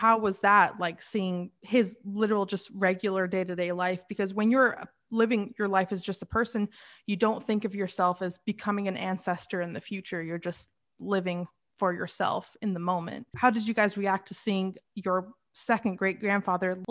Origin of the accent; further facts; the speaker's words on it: England, United Kingdom; being white and being from Europe, because I was born in England